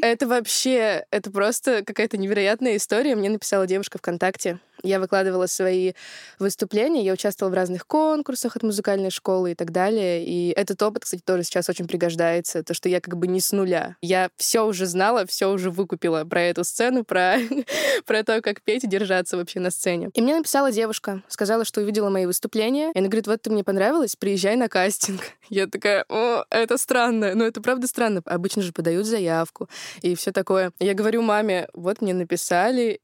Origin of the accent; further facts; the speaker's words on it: Yekaterinburg, Sverdlovsk Oblast, Russia; Я из Екатеринбурга, это мой родной город